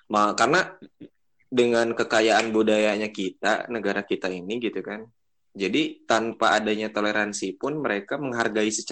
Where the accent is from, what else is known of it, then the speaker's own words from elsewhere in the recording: Bogor, West Java, Indonesia; jadi misalnya nih gue nih eh, orang Bogor